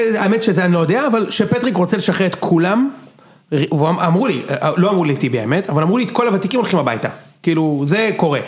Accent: Israel

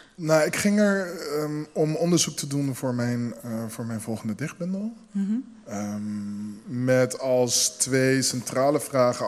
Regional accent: Rotterdam, South Holland, Netherlands; mijn zusje en ik zijn dus eh, in Nederland geboren. Ik ben een vrij verse Rotterdammer. Ehm, al moet ik wel eerlijk zijn dat een heel groot deel van mijn opgroeien in deze stad zich heeft afgespeeld.

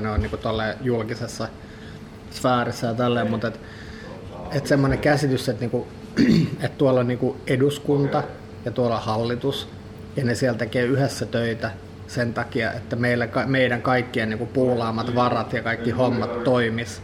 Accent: Finland; born or raised there; also born or lived in Sweden

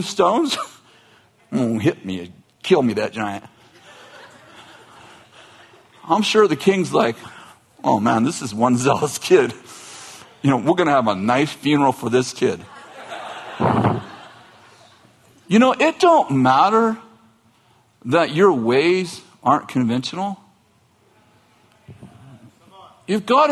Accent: Weaverville, California, United States; I'm from Trinity County. What part? Weaverville

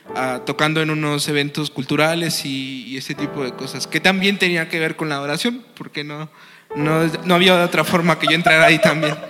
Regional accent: Tabasco, Mexico; moved away; also born or lived in Mexico City; yo soy de Tabasco, Hidalgo, Tabasco

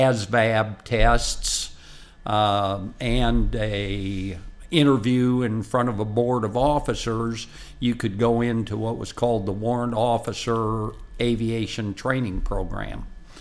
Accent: Midwest, United States; I think I want to go back to the Midwest because I'm from the Midwest and I thought I really wanted to go to the Midwest.

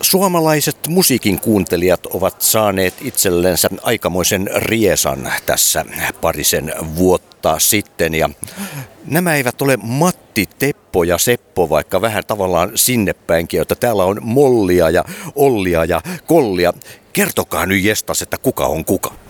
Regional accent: Vaasa, Ostrobothnia, Finland; minun synnyinkaupungissani Vaasassa

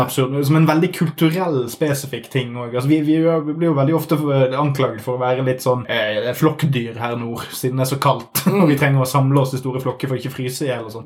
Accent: Smøla, Møre og Romsdal, Norway; hjembygden min, Smøla

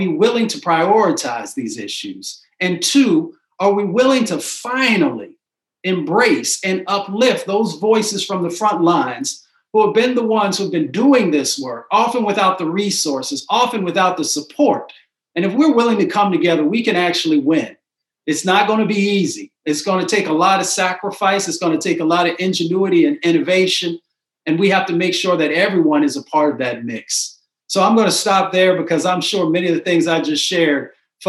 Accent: Appalachia, United States; moved away; also born or lived in Michigan; I was raised in Appalachia and in Michigan.

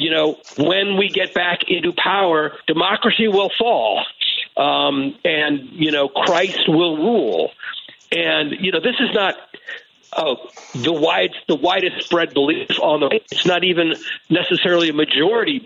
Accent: St. Louis, Missouri, United States; where I grew up in the St. Louis suburbs

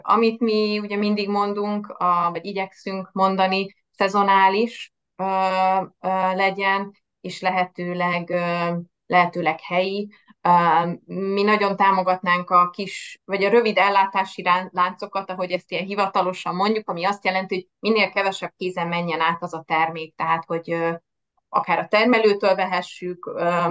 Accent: Pécs, Baranya, Hungary; moved away as an adult; also born or lived in Budapest; now in Veszprém, Hungary; nem Veszprémi vagyok, hanem Pécsről származom

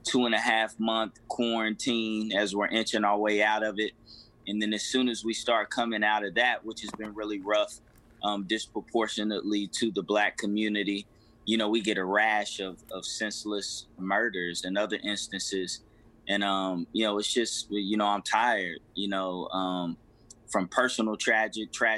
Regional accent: Lexington, Kentucky, United States; Born and raised in Lexington, Kentucky

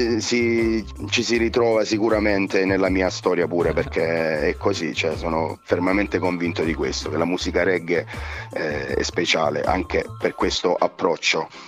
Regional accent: Bernalda, Basilicata, Italy; io sono di Bernalda, un paese in provincia di Matera

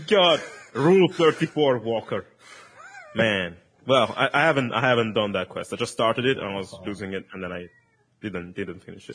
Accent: Italy; first language Italian; English is a second language; in Italian, which is my, my mother tongue

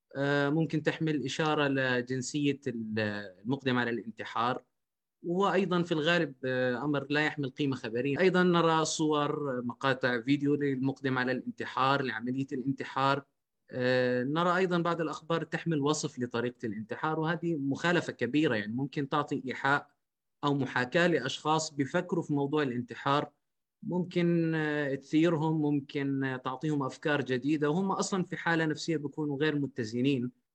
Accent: Jordan; عندنا في الاردن

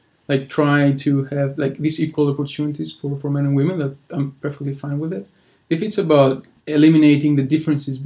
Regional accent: Greece; English is a second language; moved away; I'm from Greece

